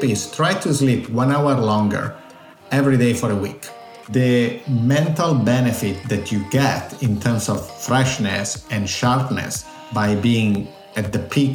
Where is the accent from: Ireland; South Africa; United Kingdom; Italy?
Italy; accent: Italian; English is a second language; moved away; I'm Italian, as you can guess from my accent. I was born and raised there.